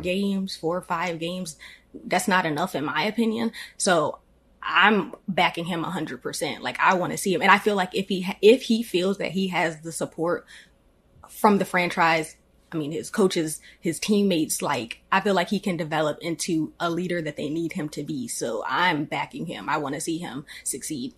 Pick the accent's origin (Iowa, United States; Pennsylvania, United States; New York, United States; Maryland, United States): Maryland, United States; Annapolis; born and raised in Annapolis, Maryland. Um, been here forever.